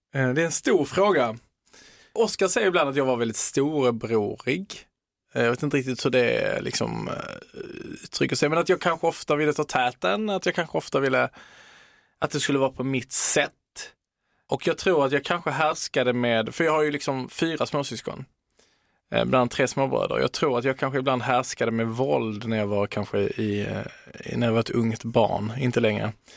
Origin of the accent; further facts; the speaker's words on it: Sweden; also born or lived in Italy (ancestry); jag som svensk italienare